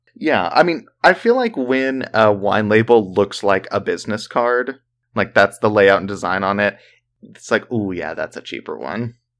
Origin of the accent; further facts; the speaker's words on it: the South, United States; we're from the South